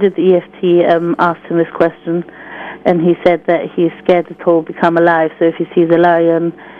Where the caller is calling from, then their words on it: London, United Kingdom; I'm calling from London.